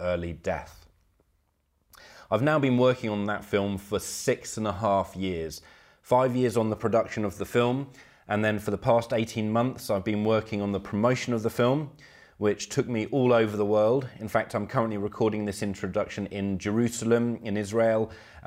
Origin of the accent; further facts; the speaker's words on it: United Kingdom; moved away as an adult; now in Poland; Growing up in Britain